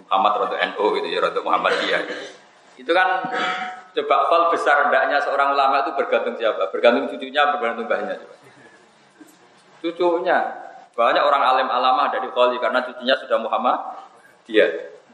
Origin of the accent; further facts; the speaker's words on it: Pantura, Indonesia; Saya ini orang Pantura, jadi gak suka nyindir. Tarit itu kan biasanya orang Solo Jogja. Kalau orang Pantura itu tasreh, jelas.